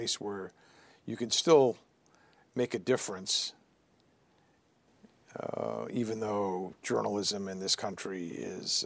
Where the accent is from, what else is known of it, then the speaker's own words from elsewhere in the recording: Boston, Massachusetts, United States; also born or lived in Riverside, California / Washington; I'd been growing up in Boston